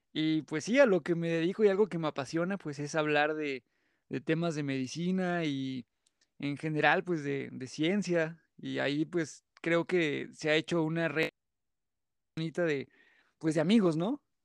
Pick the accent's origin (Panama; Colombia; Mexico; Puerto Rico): Mexico; San Luis Potosí; yo soy de San Luis Potosí